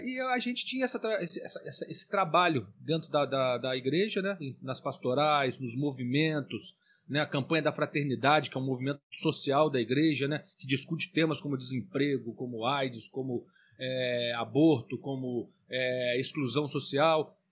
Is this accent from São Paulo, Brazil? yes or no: no; Valença, Rio de Janeiro, Brazil; eu cresci aqui em Valença